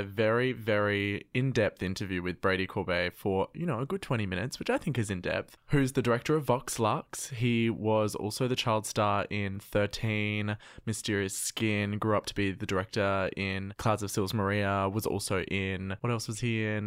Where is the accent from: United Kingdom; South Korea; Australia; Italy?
Australia; Adelaide, South Australia; I'm from Adelaide